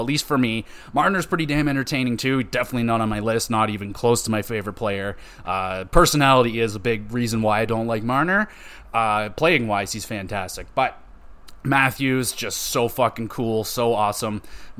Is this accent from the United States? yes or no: no; Oshawa, Ontario, Canada; I grew up in Oshawa